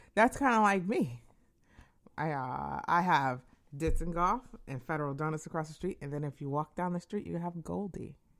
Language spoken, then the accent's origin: English; Connecticut, United States; I'm from Connecticut